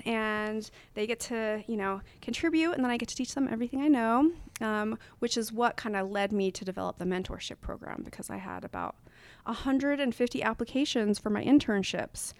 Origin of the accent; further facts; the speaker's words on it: Salt Lake City, Utah, United States; now in Portland, United States; to be in my hometown